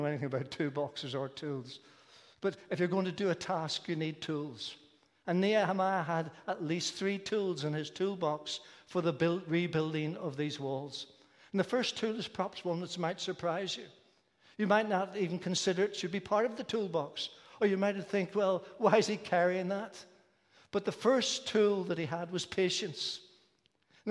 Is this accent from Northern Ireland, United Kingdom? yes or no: yes; Belfast, Northern Ireland, United Kingdom; The church I was brought up in Belfast when I was younger was a large Presbyterian church